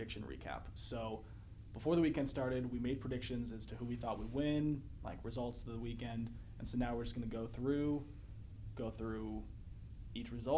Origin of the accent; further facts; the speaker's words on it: New Hampshire, United States; growing up in New Hampshire, I'm a big New England fan